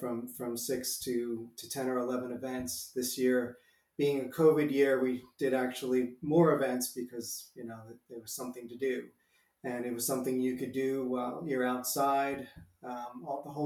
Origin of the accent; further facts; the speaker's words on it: Long Island, New York, United States; moved away as an adult; also born or lived in Pennsylvania / Rome; I actually grew up in Long Island, New York